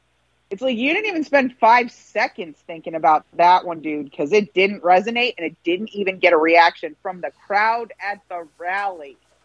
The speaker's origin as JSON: {"language": "English", "region": "New York", "country": "United States", "tie": "born or raised there", "said": "I was raised in New York. That's why I didn't vote for him in 2016."}